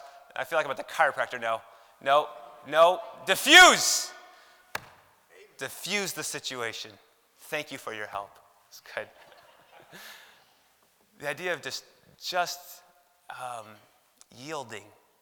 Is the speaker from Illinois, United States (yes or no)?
yes; Chicago, Illinois, United States; Growing up in Chicago